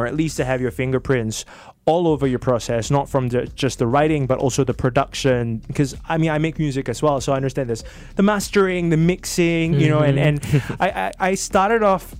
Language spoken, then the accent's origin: English; Singapore; like I'm a Singaporean musician first, I really respect that.